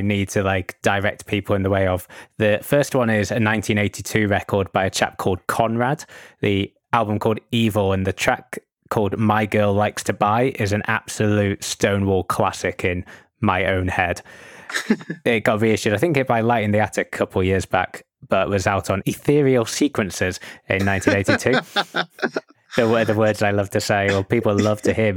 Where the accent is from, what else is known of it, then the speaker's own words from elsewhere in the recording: Yorkshire and the Humber, United Kingdom; as a Yorkshireman myself